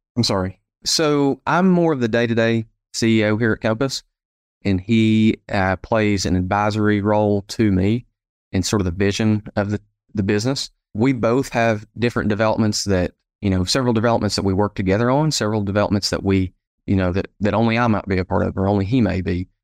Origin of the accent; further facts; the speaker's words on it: Sevierville, Tennessee, United States; also born or lived in Knoxville, Tennessee; So home for me is uh, Sevierville, Tennessee. So we're right here at the base of the Great Smoky Mountain National Park. And so I was born, raised here uh, in the area